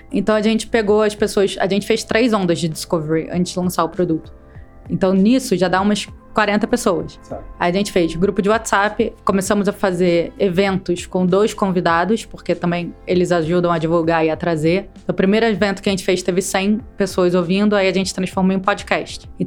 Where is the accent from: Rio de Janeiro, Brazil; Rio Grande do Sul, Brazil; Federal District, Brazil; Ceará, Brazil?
Rio de Janeiro, Brazil; now in São Paulo, Brazil; sou carioca em São Paulo